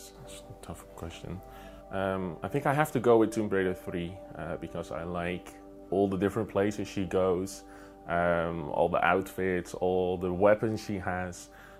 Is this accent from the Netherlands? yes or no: yes; Netherlands; I am 26 years old and I am from the Netherlands.